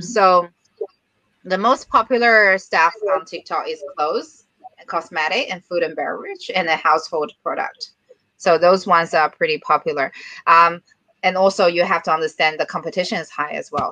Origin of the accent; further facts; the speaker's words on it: China; moved away as an adult; now in Singapore; I'm from China.